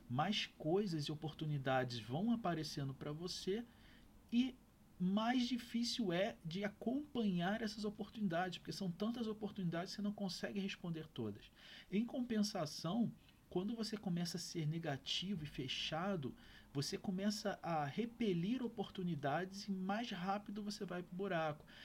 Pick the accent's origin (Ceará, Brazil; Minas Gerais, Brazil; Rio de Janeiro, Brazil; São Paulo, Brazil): Rio de Janeiro, Brazil; eu tinha meus 23, 24 anos, morava na casa dos meus pais, eu sou do Rio de Janeiro